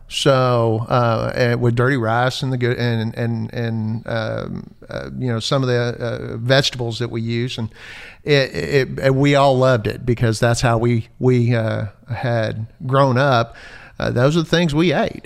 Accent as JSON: {"language": "English", "town": "Natchitoches", "region": "Louisiana", "country": "United States", "tie": "born or raised there", "moved": "yes", "said": "growing up in Louisiana"}